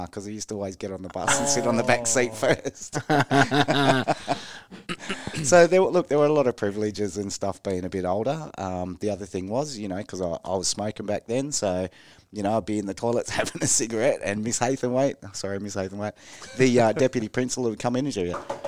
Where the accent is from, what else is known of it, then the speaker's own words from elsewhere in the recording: Sydney, New South Wales, Australia; moved away as an adult; also born or lived in Geraldton; I spent my first 18 years of my life in Sydney.